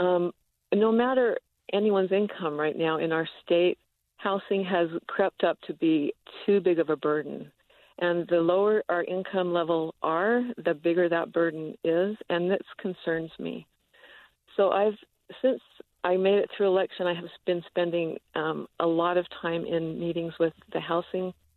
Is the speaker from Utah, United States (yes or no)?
yes; Utah, United States; moved away as an adult; I grew up here in Utah. I graduated from Skyline High School